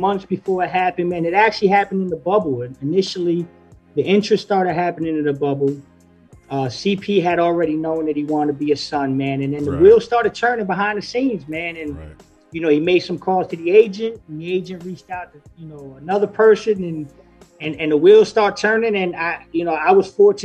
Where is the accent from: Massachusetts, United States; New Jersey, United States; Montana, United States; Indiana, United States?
New Jersey, United States; Glen Ridge; I'm from Jersey, man. Glenridge High School, right down the road